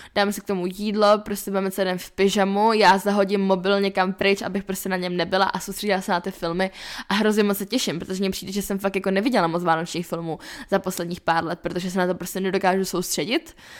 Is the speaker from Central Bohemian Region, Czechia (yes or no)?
no; Lipno nad Vltavou, South Bohemian Region, Czechia; now in Prague, Czech Republic; jsem z Lipran Vltavou, tak tam jsme měli vždycky že jo, zamrzlou vodu